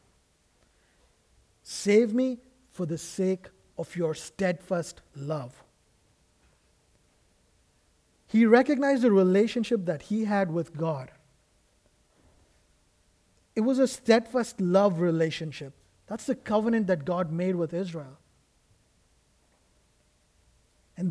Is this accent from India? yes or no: yes; India; moved away; I come from India